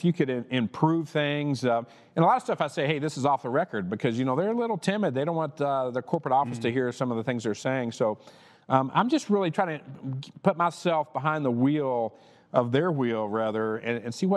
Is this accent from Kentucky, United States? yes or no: yes; Lexington, Kentucky, United States; moved away; also born or lived in Portland, Tennessee; I grew up in Lexington, Kentucky